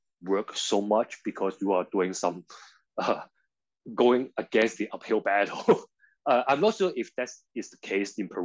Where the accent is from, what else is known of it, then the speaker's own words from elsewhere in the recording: Hong Kong; I'm born and raised in Hong Kong.